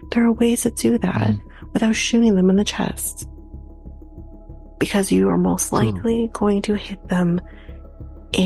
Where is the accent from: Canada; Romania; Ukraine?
Canada; we're Canadian